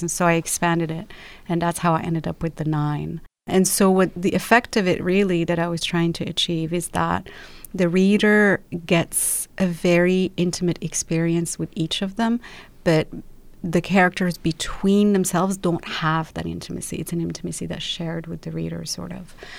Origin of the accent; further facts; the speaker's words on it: Rabat, Rabat-Salé-Kénitra, Morocco; moved away as an adult; also born or lived in London; now in Los Angeles, United States; I was born and raised in Morocco and lived in the same house my entire life.